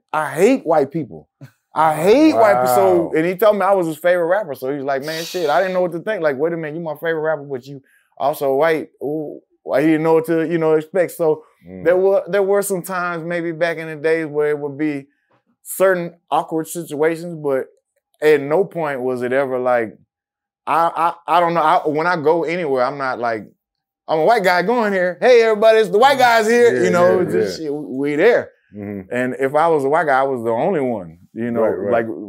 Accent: Houston, Texas, United States; Well, coming out, when I came out from Houston, Texas on the Swishahouse tapes, you know, you listened to it, no one knew what anybody was.

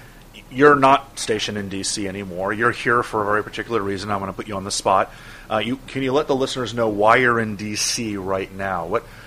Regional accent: Miami, Florida, United States; I grew up in Miami

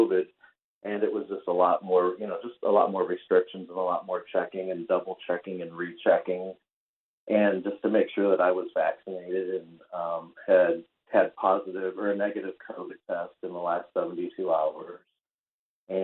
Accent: Anthony, Florida, United States; I'm from Anthony, Florida, and that's where I live. I live in Anthony, Florida, in the United States.

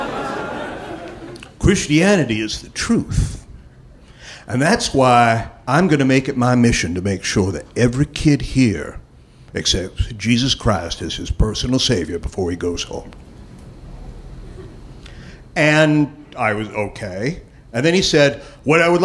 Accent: Los Angeles, California, United States; I was from Los Angeles

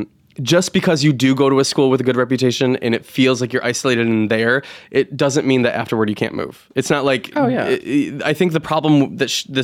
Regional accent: New York, United States; I'm from New York, so of course it's got its own little way of being intriguing

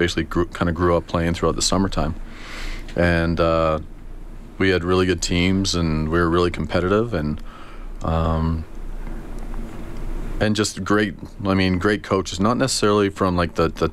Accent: Sherwood Park, Alberta, Canada; also born or lived in Edmonton; I was born in Edmonton, and then once I started grade school, I moved, my family moved out to Sherwood Park

